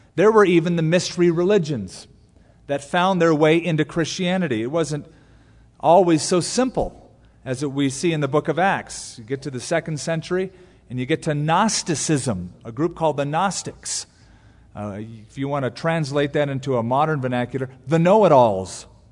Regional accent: United States; we're volunteers from America

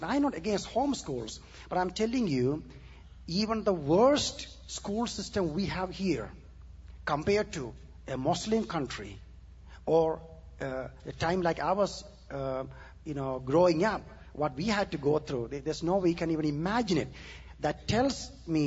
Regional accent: southern India, India; moved away; I was born and raised in India

